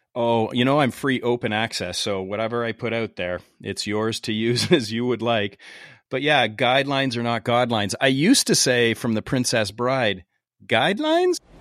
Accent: Canada; I'm from Canada, eh?

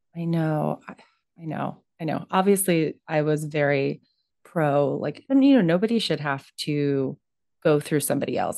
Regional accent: Florida, United States; I'm from Florida

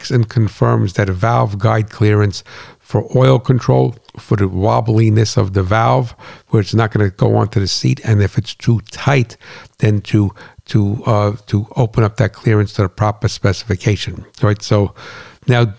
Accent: New Jersey, United States; moved away; I'm not from Brooklyn, I'm from Jersey, on a farm

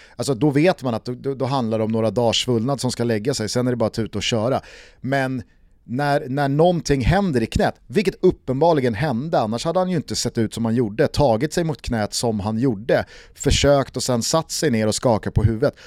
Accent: Sweden; fotbollsliv som svensk

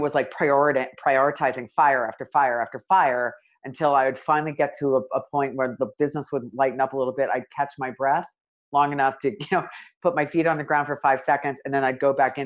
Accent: United States

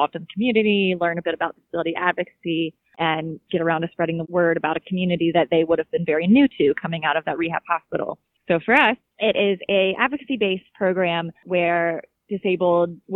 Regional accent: Virginia, United States; I am from Virginia

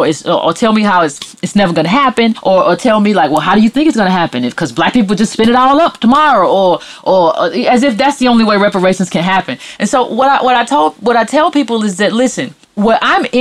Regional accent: United States; as an American descendant

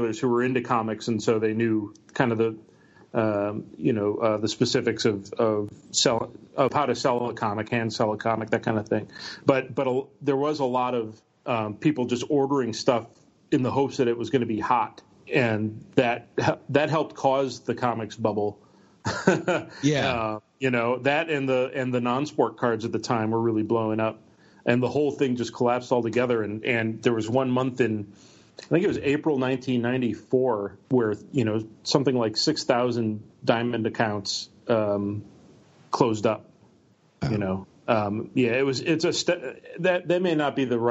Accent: United States; also born or lived in Milwaukee, Wisconsin; I came from Milwaukee, and when I was 8, my parents moved me up to this town of 1,200 people

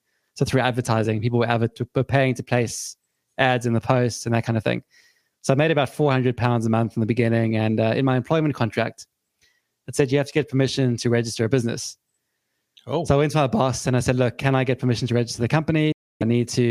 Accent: South Africa; now in United Kingdom; I'm from South Africa originally, grew up there, and I moved to the UK back in 2005

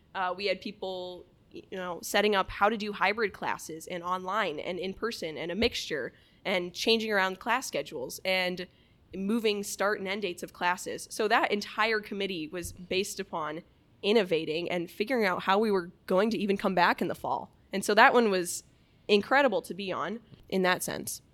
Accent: Lake Mills, Iowa, United States; I'm originally from Lake Mills, Iowa, really, really small town up in the, uh, north central part of the state

